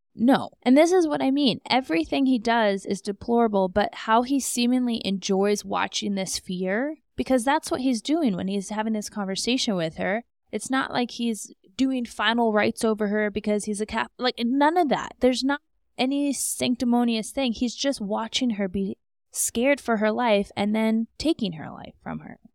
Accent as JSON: {"language": "English", "region": "Alaska", "country": "United States", "moved": "as an adult", "said": "I am from Alaska"}